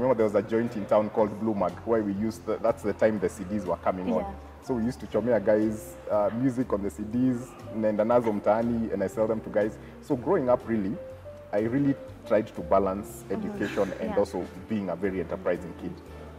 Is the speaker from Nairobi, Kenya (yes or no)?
no; Ngong, Kajiado County, Kenya; So I grew up in Ngong